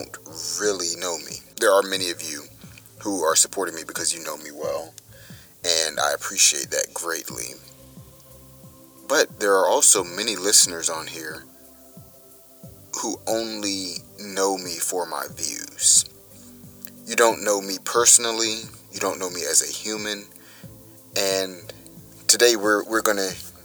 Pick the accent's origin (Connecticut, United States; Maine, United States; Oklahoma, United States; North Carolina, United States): North Carolina, United States; Durham; I was born in Durham, North Carolina